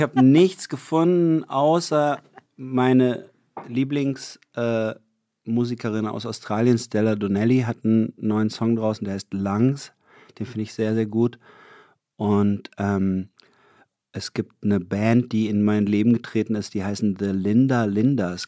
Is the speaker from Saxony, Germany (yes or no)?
no; Lörrach, Baden-Württemberg, Germany; moved away; da, wo ich herkomme, das ist ja wirklich genau an der Grenze zu Basel